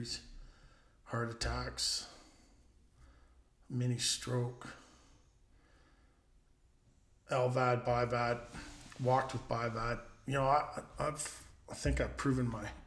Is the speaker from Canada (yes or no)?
yes; Canada; I'm Canadian